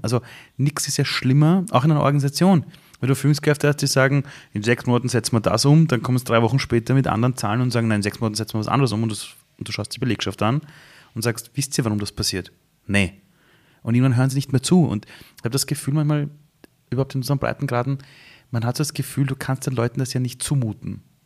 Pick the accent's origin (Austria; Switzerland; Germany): Austria; Vienna; also born or lived in Iran; ich bin, bin damals aufgewachsen in Simmering